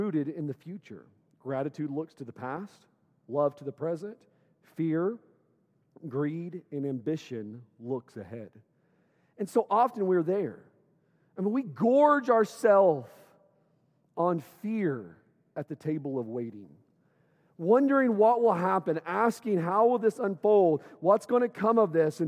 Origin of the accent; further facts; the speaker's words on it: Owosso, Michigan, United States; moved away; I grew up here in Owosso. I went all the way through eighth grade in Owosso.